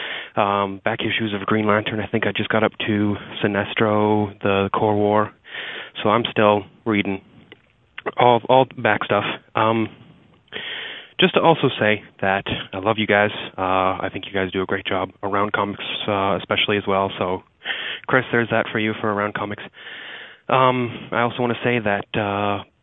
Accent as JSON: {"language": "English", "town": "Regina", "region": "Saskatchewan", "country": "Canada", "tie": "born or raised there", "moved": "yes", "lives_now": "Toronto, Canada", "said": "I'm actually was born and raised in Regina, Saskatchewan"}